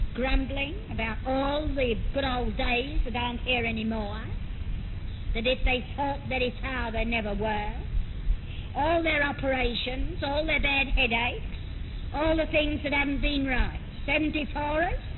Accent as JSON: {"language": "English", "region": "London", "country": "United Kingdom", "tie": "born or raised there", "also_born_or_lived": "China", "moved": "as an adult", "said": "I had been born and brought up in London, and had never been more than a few miles from my own home."}